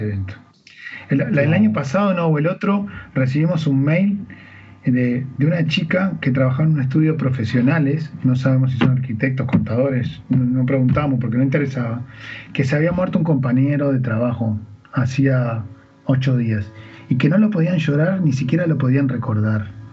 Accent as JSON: {"language": "Spanish", "country": "Uruguay", "said": "cuántas personas somos exactamente los uruguayos"}